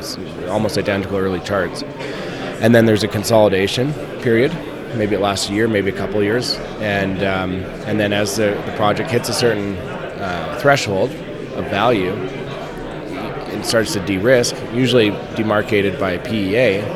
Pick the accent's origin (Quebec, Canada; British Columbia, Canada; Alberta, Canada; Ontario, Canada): British Columbia, Canada; Vancouver; I grew up in Vancouver.